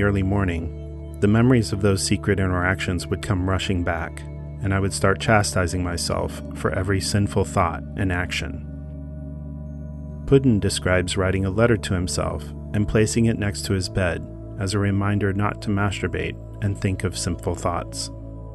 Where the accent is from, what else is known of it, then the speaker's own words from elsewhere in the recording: Wichita, Kansas, United States; my hometown of Wichita, Kansas